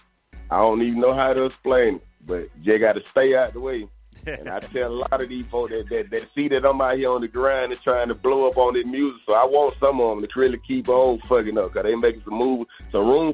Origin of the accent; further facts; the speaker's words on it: Atlanta, Georgia, United States; I'm born and raised in Atlanta